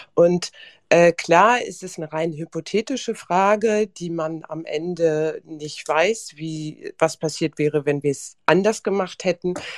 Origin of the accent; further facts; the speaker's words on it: Germany; ich bin hier aufgewachsen in Deutschland